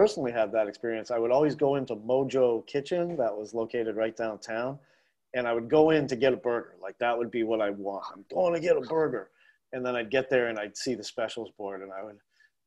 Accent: Boston, Massachusetts, United States; moved away as an adult; now in Asheville, United States; growing up in Boston

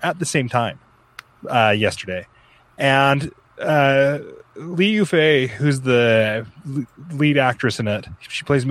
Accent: United States; I am American

